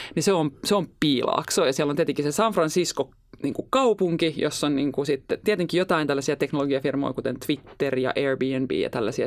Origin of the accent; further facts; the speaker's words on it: Helsinki, Uusimaa, Finland; Mä oon ihan Helsingistä